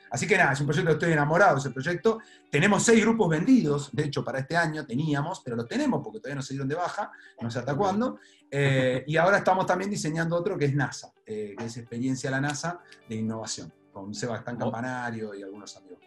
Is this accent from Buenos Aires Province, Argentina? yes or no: yes; La Plata, Buenos Aires Province, Argentina; born or raised there; also born or lived in Trenque Lauquen